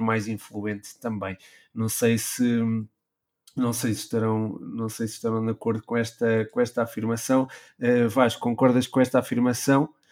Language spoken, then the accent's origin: Portuguese; Portugal; Nós que somos portugueses